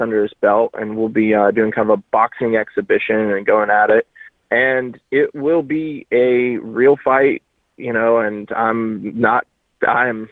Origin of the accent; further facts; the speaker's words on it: Tallahassee, Florida, United States; moved away; my hometown in Tallahassee